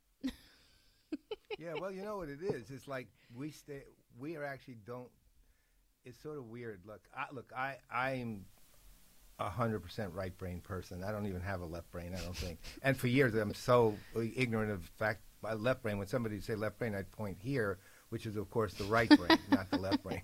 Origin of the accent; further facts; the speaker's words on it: New York City, New York, United States; I'm a New Yorker